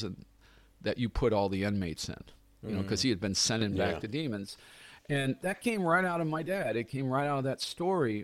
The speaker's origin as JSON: {"language": "English", "town": "Clearwater", "region": "Florida", "country": "United States", "tie": "born or raised there", "also_born_or_lived": "St. Petersburg, Florida", "said": "my hometown in St. Pete, Clearwater, Florida"}